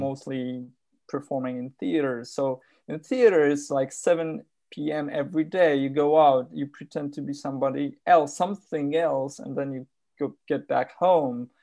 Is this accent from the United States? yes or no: no; Warsaw, Masovian Voivodeship, Poland; also born or lived in Poznań; I grew up in, uh, in Warsaw. I grew, I was born in Poznań, which is a city closer to Germany.